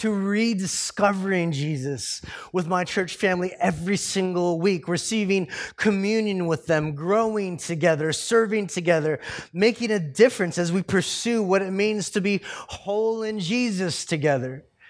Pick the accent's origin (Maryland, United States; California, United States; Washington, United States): California, United States; born there; I was born in California, and so therefore I'm American.